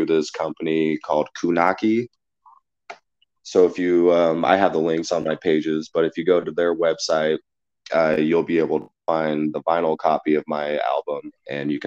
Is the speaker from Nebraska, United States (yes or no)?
yes; a small town in Nebraska, United States; I'm from a small town in Nebraska, and the support overseas has been more immense than the support in my hometown